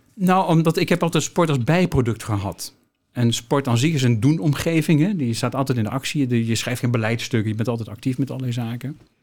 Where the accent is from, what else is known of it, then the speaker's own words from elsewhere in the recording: Nijmegen, Gelderland, Netherlands; Ik ben in Nijmegen opgegroeid